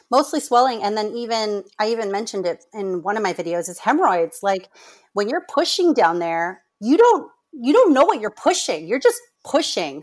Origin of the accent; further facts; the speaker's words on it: Orange County, California, United States; moved away as an adult; also born or lived in Michigan / Rhode Island / Massachusetts; I am from Orange County, California, but I've bit, kind of been all over the place. Um, I grew up here